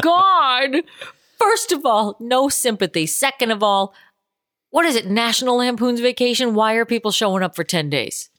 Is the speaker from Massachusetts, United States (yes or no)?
yes; Boston, Massachusetts, United States; moved away; I'm from Boston originally.